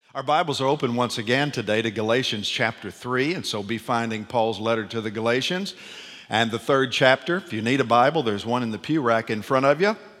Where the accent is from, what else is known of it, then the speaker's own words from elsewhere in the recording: Nashville, Tennessee, United States; I'm from Nashville, Tennessee